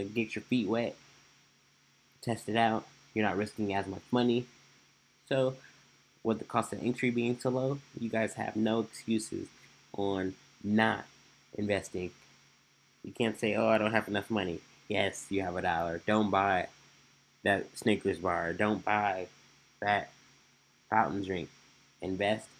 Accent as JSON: {"language": "English", "town": "Omaha", "region": "Nebraska", "country": "United States", "said": "I'm from Omaha, Nebraska"}